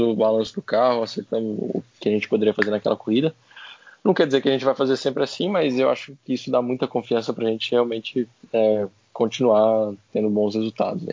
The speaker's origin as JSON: {"language": "Portuguese", "country": "Brazil", "said": "como um bom brasileiro"}